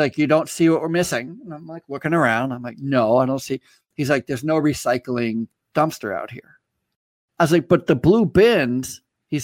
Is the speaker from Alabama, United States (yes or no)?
no; Vermont, United States; I grew up in Vermont